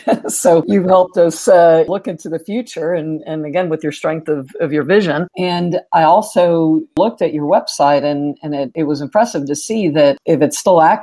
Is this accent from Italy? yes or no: no; Mexico; also born or lived in Netherlands; now in Houston, United States; my parents are from the Netherlands. I was born in Mexico, and now I'm an American. Used to be resident, now citizen.